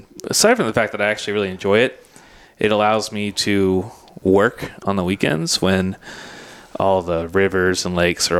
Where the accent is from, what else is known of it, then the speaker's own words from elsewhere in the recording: Ohio, United States; now in Phoenix, United States; out here in the West, like, I grew up in Ohio